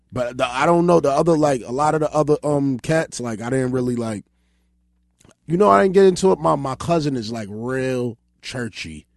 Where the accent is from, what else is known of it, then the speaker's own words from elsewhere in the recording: New York City, New York, United States; I grew up, um, on Georgia